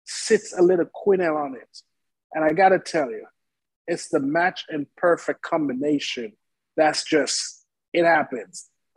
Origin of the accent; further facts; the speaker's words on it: Jamaica; now in Oklahoma City, United States; I grew up in Jamaica in an Indian family.